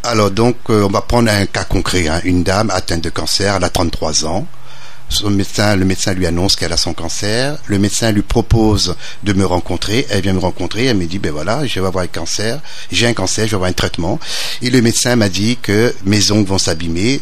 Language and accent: French; Réunion; moved away; also born or lived in Metropolitan France; en tant que natif de l'île de la Réunion, je suis réunionnais, mais j'ai vécu en métropole et je suis revenu